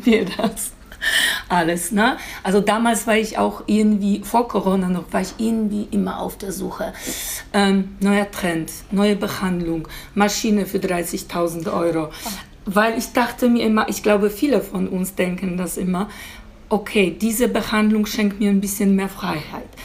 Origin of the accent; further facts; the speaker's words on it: Poland; German is a second language; moved away as an adult; now in Germany; ich komme aus Polen ursprünglich und ich bin vor, äh, bin vor knapp 17 Jahren hier nach Deutschland gekommen